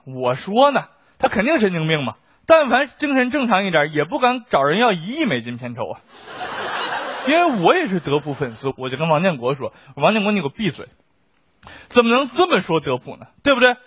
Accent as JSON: {"language": "Chinese", "country": "China", "said": "我们中国人"}